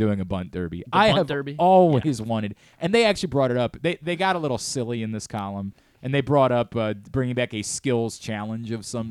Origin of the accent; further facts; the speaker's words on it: Parkville, Maryland, United States; I'm from Parkville, yeah.